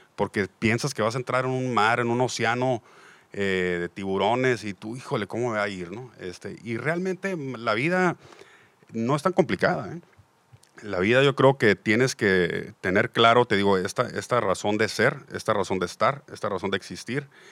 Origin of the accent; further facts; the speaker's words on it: Mexico; somos una parte de la población mexicana sumamente privilegiada